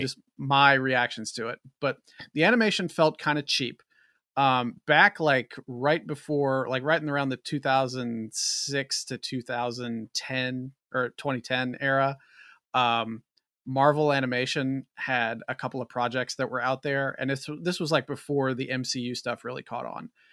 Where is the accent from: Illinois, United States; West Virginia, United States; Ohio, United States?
West Virginia, United States; I'm also from West Virginia